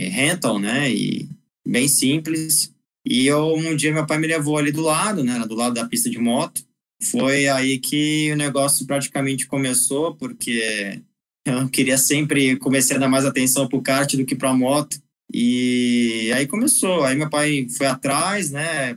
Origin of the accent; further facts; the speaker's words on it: Rio de Janeiro, Brazil; ia nessas pistas de motocross lá no Rio de Janeiro, eu sou carioca